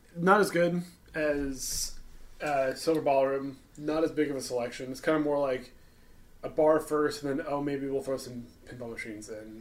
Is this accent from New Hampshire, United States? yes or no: no; Chicagoland area, Illinois, United States; now in St. Louis, United States